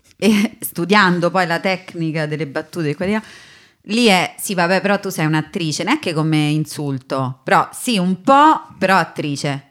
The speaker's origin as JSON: {"language": "Italian", "town": "Rome", "region": "Lazio", "country": "Italy", "accent": "Roman", "said": "sono romana"}